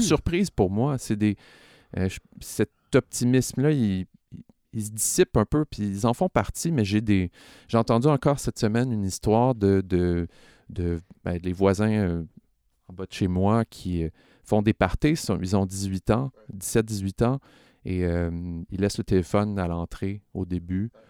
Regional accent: Laval, Quebec, Canada; j'ai grandi à Laval

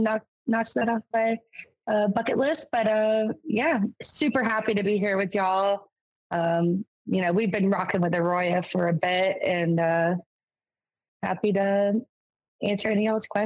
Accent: North Carolina, United States; moved away as an adult; now in Maine, United States; I'm originally from North Carolina

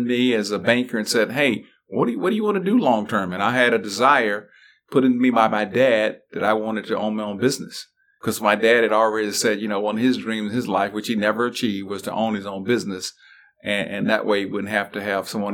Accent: Carthage, Mississippi, United States; moved away as an adult; also born or lived in Atlanta, Georgia; now in Raleigh, United States; I grew up in Mississippi in the 60s

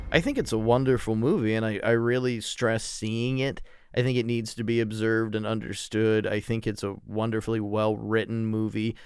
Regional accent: United States; being an American

